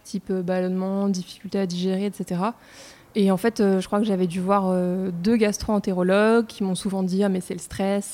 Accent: Paris, Île-de-France, France; also born or lived in Reims; je suis née à Paris et j'ai fait mes études de commerce euh, à Reims. Donc en fait, euh, j'ai passé les trois quarts de ma vie à Paris quand même.

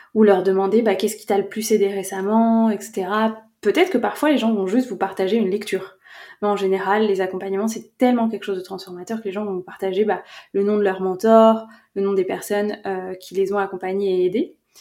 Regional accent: France; je suis française

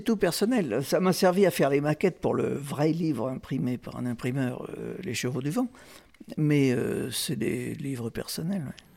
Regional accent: Marseille, Provence-Alpes-Côte d'Azur, France; je suis marseillais, donc je suis à 130 km de Sainte-Marie-de-la-Mer.

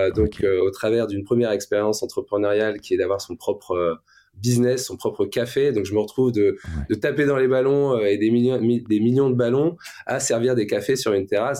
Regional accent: Le Touquet, Hauts-de-France, France; also born or lived in Luxembourg; je viens du nord de la France, hein, donc je suis né au Luxembourg, je suis arrivé en France à 6-7 ans, euh, il n'y avait pas de montagne euh, dans le Pas-de-Calais.

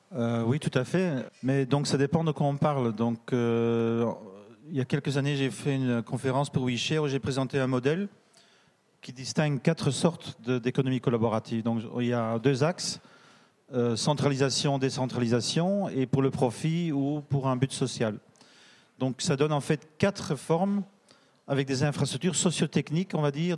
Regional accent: Belgium; je suis belge

